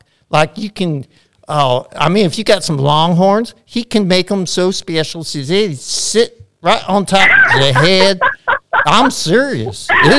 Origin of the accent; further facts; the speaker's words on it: Houston, Texas, United States; I have a prosthetics company in New Mexico, and I sold it, and I'm moving down to Houston, and that's where I was born and raised